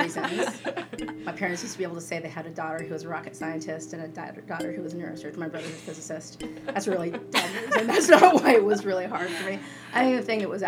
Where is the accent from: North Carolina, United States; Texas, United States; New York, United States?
Texas, United States; El Paso; I was born and raised in El Paso, Texas